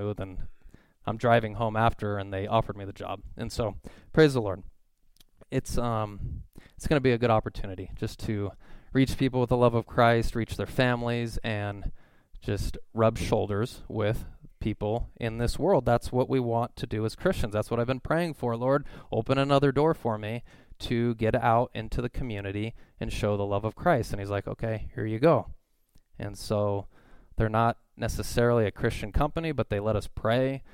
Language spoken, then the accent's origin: English; Simi Valley, California, United States; I'm from Simi Valley